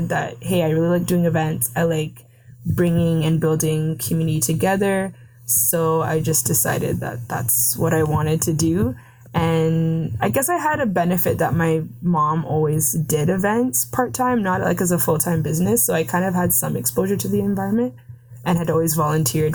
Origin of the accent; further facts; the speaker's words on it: Mississauga, Ontario, Canada; I'm from Mississauga in the Peel region